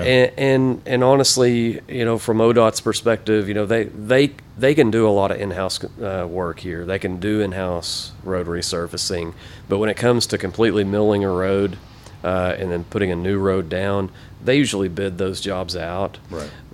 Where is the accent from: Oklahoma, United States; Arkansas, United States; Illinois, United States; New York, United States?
Oklahoma, United States; Ardmore; moved away as an adult; also born or lived in Ada, Oklahoma / Broken Bow, Oklahoma; born and raised in Ardmore